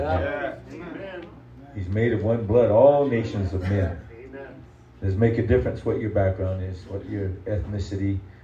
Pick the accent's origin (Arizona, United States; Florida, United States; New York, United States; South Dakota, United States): South Dakota, United States